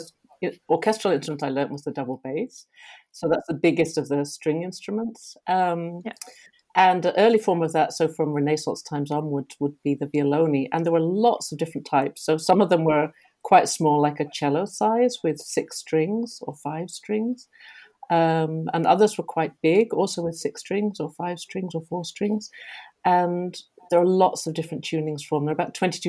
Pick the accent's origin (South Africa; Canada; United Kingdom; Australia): United Kingdom; England; moved away as an adult; now in Rotterdam, Netherlands; I'm English, but I've been living in Holland for actually most of my life now